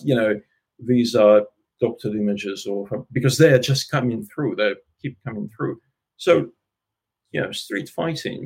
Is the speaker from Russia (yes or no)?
yes; Russia; also born or lived in Ukraine; now in Australia; I was born in Russia, but uh, pretty close to the border of Ukraine